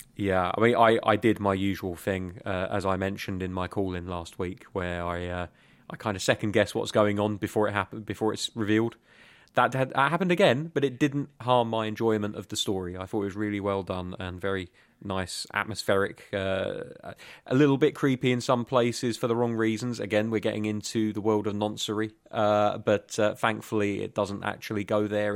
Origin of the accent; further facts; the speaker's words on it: England, United Kingdom; In England, we just tend to call ourselves British